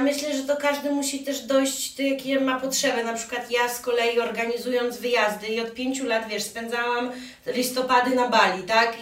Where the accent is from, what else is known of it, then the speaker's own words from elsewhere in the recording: Białystok, Podlaskie Voivodeship, Poland; ja jestem z Białegostoku, jestem totalną też patriotką lokalną